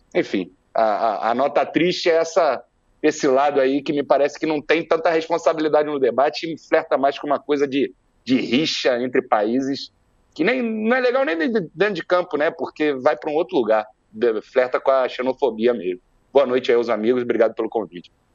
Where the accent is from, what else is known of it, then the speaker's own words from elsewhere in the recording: Brazil; eu me falo enquanto brasileiro, né, do lado de cá brasileiro